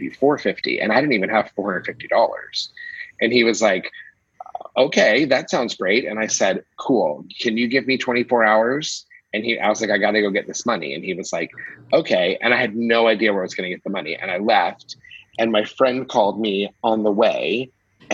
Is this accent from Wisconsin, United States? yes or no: no; Atlanta, Georgia, United States; moved away; also born or lived in New York / Germany; I'm originally from Atlanta